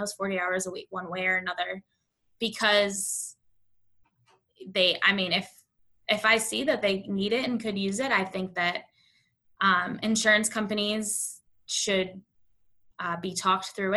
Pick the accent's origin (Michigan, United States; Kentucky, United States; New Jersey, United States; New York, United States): New York, United States; Buffalo; now in Indiana, United States; I'm from Buffalo, New York